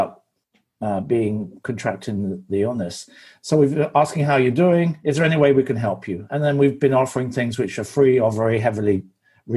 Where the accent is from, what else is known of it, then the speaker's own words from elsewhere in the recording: England, United Kingdom; I'm English